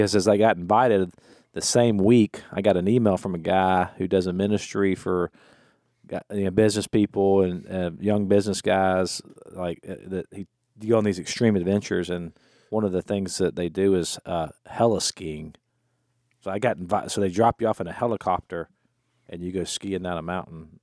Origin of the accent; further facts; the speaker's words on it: United States; also born or lived in Florida / Louisiana; I grew up in Florida slash Louisiana